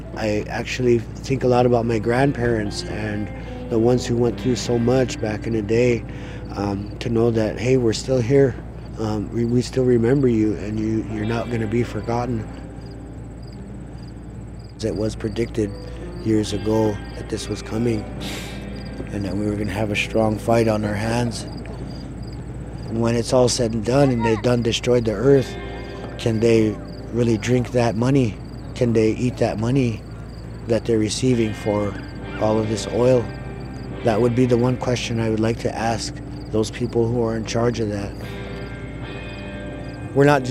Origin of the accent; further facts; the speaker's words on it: Little Eagle, South Dakota, United States; I'm from Standing Rock. I grew up in a place called Little Eagle, just south of here